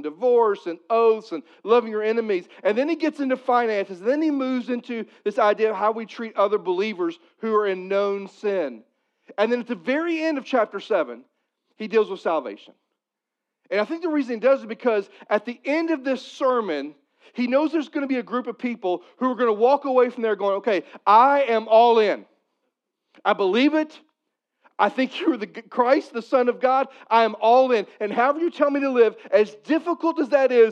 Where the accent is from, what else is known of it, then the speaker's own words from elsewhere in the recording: Missouri, United States; I'm from Missouri.